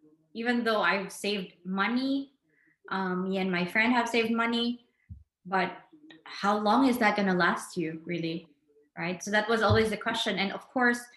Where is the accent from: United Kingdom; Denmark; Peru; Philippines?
Philippines; now in Porto, Portugal; as a Filipino in Portugal